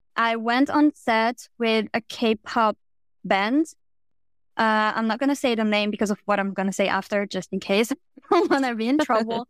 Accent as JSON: {"language": "English", "country": "France", "said": "I'm from France, and I'm currently working as a music publicist"}